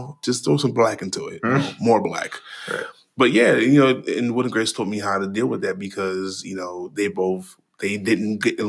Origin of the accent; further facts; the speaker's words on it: Trinidad & Tobago; my accent was really thick and you couldn't hear me. {S0} Right. What is he saying? {S1} No, for real. That was literally my life. But, you know, I haven't been back. I have not been back to Trinidad in a very long time.